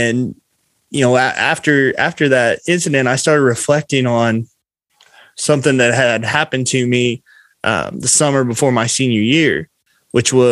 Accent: Du Quoin, Illinois, United States; in my hometown of DuQuoin, Illinois

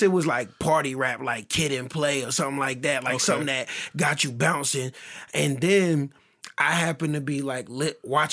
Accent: Durham, North Carolina, United States; also born or lived in New York City; I'm from Durham, North Carolina, way of New York City, but I'm from Durham.

